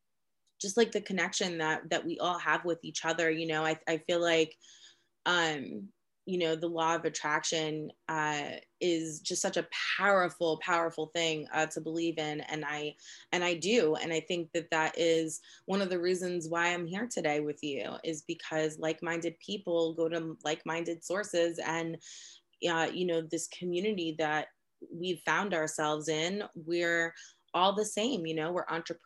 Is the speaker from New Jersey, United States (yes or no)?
no; New York City, New York, United States; moved away as an adult; also born or lived in Boston, Massachusetts; now in Central Virginia, United States; I grew up in New York City